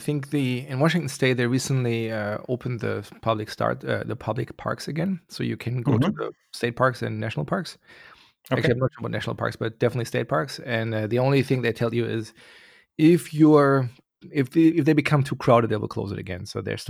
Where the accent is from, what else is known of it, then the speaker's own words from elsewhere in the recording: Germany; Yes, I'm originally from Germany, yeah.